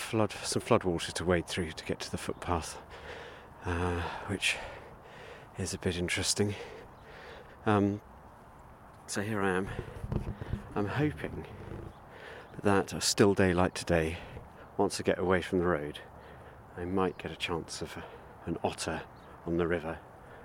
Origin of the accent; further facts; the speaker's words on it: Abergavenny, Wales, United Kingdom; my hometown of Abergavenny